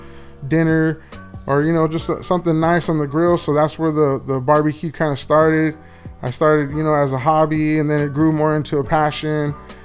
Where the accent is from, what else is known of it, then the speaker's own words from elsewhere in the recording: Los Angeles, California, United States; I grew up from a underprivileged community, Wilmington, California